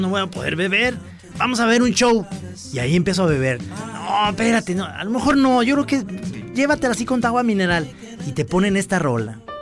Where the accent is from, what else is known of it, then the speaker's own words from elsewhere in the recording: Jalisco, Mexico; somos de Jalisco